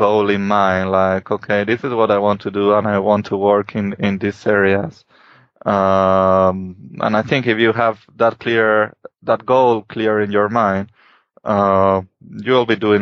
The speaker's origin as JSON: {"language": "English", "country": "Spain", "moved": "as an adult", "said": "I'm from Spain and I did my PhD in Spain."}